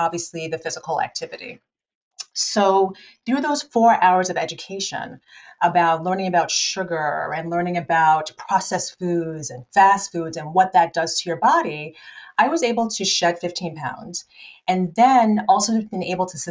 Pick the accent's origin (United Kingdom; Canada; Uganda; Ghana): Ghana; now in New Jersey, United States; I'm originally from Ghana. That's where I was born